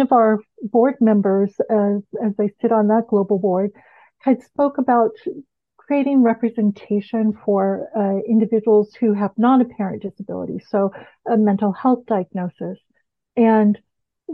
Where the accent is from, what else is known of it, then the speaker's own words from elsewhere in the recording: Bahamas; moved away as an adult; I'm from the Bahamas